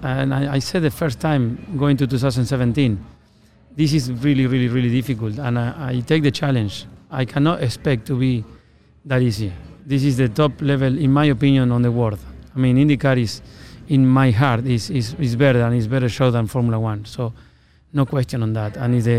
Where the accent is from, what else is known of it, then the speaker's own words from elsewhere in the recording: Argentina; moved away as an adult; now in United States; You know, when I came from Argentina, I was a go-kart mechanic.